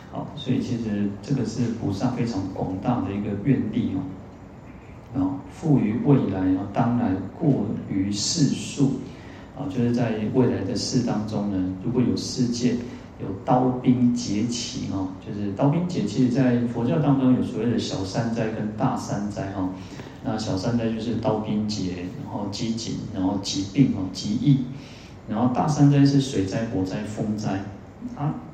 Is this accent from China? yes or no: no; Taiwan; 我们台湾人其实都，虽然我们有很很很好的一个健保